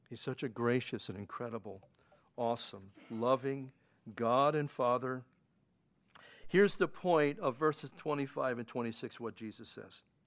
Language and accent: English; Pennsylvania, United States; now in New York, United States; growing up in Pennsylvania as a kid